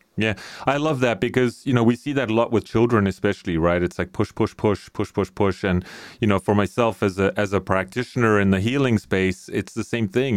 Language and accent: English; South Africa; I grew up in South Africa